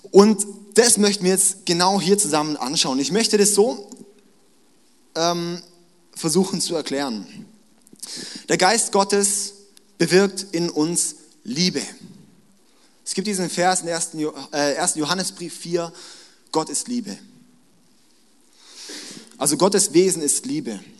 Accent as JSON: {"language": "German", "region": "Baden-Württemberg", "country": "Germany", "tie": "born or raised there", "said": "ich bin schwäbisches Blut, ich bin Schwabe, ja, auch wenn ich eigentlich nur in Baden mein Leben lang gewohnt habe, aber ich fühle mich wie ein Schwabe."}